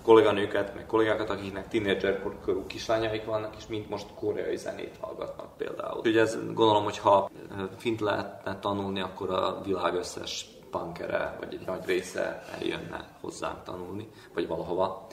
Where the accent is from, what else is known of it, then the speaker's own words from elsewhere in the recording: Senta, Vojvodina, Serbia; now in Belgrade, Serbia; Zentában, mert ugye ott születtem